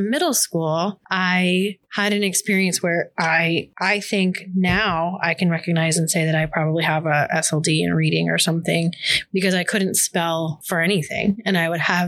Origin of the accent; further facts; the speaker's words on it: just outside of Orlando, Florida, United States; I grew up in Florida, just outside of Orlando